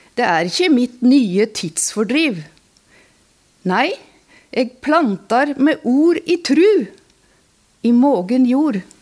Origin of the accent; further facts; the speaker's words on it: Alvdal, Innlandet, Norway; now in Asker, Norway; Jeg bor i Asker, men jeg har vokst opp i Alvdal.